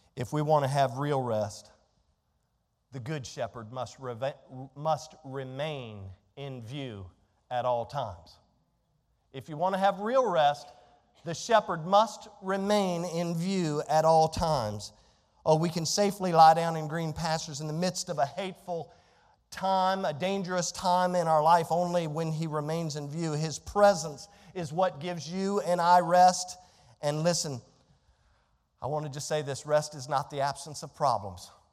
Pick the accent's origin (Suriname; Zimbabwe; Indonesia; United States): United States; Fort Belvoir, Virginia; I was born in Northern Virginia, right? I was born at a hospital that no longer exists on Fort Belvoir, Virginia.